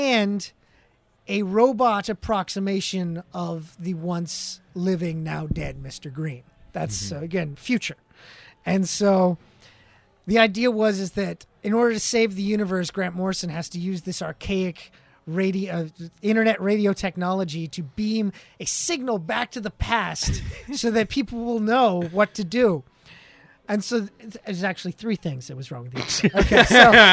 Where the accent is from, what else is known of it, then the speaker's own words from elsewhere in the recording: Canada; we're Canadian